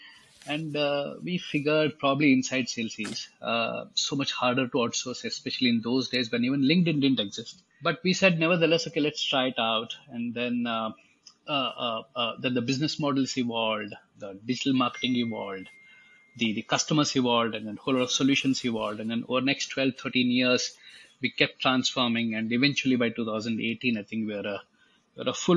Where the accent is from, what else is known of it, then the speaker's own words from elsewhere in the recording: India; I'm born and brought up in India, educated in India, like most 90s kids in India